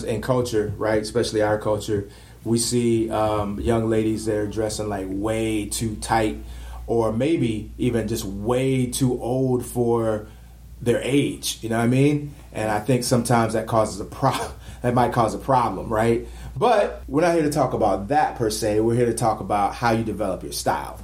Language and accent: English; Florida, United States; I was born in Florida.